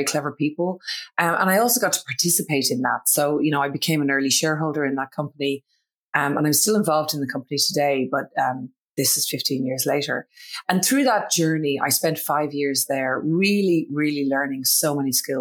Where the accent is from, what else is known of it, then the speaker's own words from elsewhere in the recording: Ireland; accent: Irish; moved away as an adult; now in Australia; My accent, in case nobody can pick it up, is Irish. So I'm originally from Ireland, but I did move to Australia in my early 20s